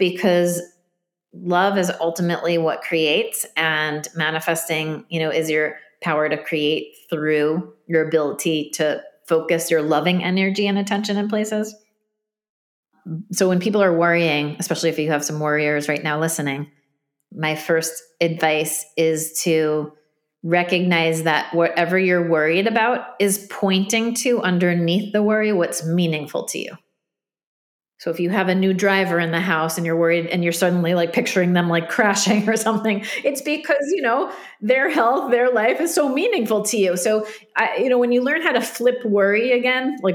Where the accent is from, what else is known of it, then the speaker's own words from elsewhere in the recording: New Jersey, United States; I'm from Jersey, New Jersey.